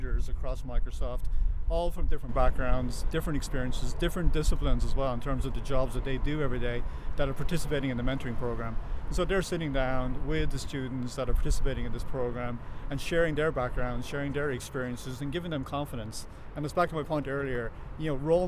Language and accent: English; Ireland; I grew up in North Wexford, right, in the middle of the country.